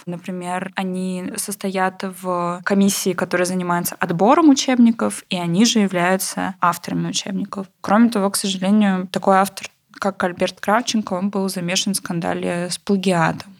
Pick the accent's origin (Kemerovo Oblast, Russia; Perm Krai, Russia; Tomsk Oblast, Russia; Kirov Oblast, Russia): Kemerovo Oblast, Russia; Novokuznetsk; в городе Новокузнецке, откуда я родом